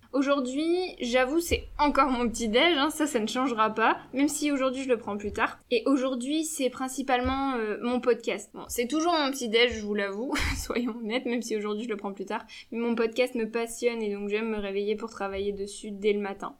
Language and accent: French; Lille, Hauts-de-France, France; je suis lilloise